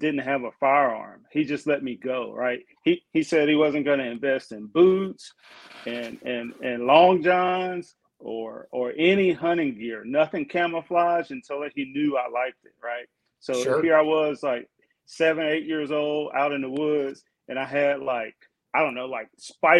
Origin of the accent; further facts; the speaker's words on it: Jackson, Mississippi, United States; moved away as an adult; also born or lived in Pennsylvania; now in Texas, United States; I grew up in Mississippi, right? Jackson, Mississippi.